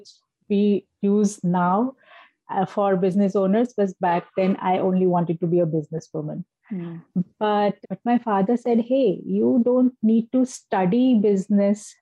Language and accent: English; India; now in Delhi, India; my hometown is someplace else, which is known for marble city of the entire country, because we have beautiful marble rocks and a river flowing from the middle of the marble rocks